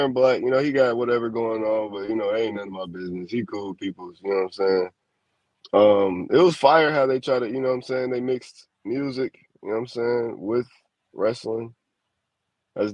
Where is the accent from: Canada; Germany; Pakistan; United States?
United States; Chicago, Illinois; I'm from Chicago